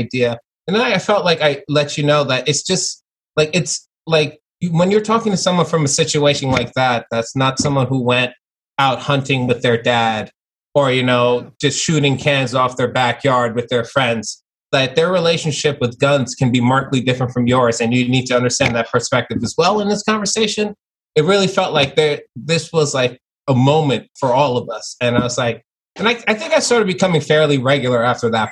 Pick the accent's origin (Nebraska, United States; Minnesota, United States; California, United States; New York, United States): New York, United States; New York City; also born or lived in Long Island; growing up, like I was born in Flatbush, Brooklyn. That's where, and then I moved to Long Island.